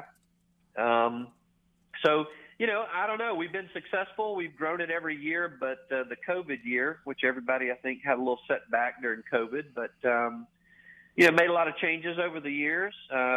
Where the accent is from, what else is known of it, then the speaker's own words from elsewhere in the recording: Bay Springs, Mississippi, United States; moved away as an adult; now in Memphis, United States; I grew up the son of a Goodyear tire dealer, Wayne's Tire Center, Bay Springs, Mississippi.